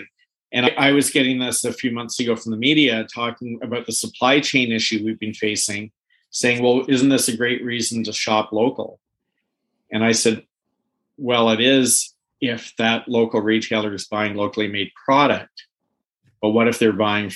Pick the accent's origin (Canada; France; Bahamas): Canada; in Canada as a Canadian